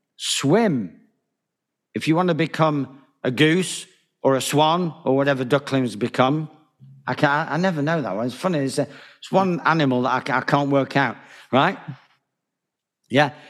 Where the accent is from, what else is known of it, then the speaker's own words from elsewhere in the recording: Manchester, North West England, United Kingdom; moved away as an adult; also born or lived in Spain; Manchester Bridge Club, as it happens, my hometown